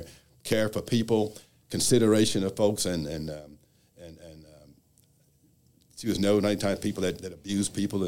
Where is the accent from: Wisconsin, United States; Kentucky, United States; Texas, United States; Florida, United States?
Kentucky, United States; Louisville; I was born and raised in Louisville